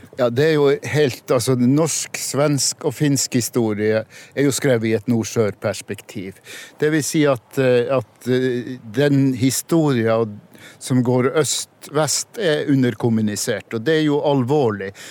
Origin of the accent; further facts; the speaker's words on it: Kåfjord, Troms, Norway; Jeg er fra Kåfjord i Troms, men jeg kan si jeg er nordtromsing, anser jeg meg som.